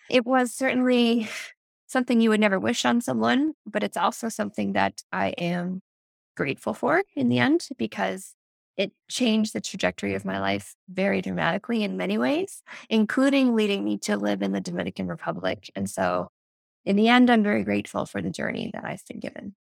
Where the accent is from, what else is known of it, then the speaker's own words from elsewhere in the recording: Nova Scotia, Canada; now in Ontario, Canada; I'm actually from the East Coast of Canada. So, I'm from the province of Nova Scotia, which is just north of Maine.